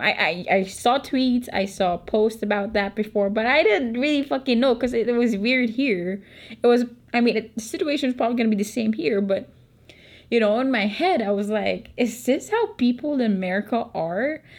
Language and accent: English; Philippines; accent: Filipino; I'm not American, so obviously my Filipino accent